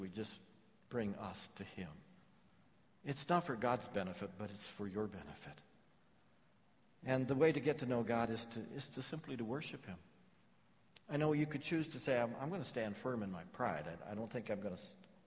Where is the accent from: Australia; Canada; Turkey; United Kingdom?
United Kingdom; England; I'm English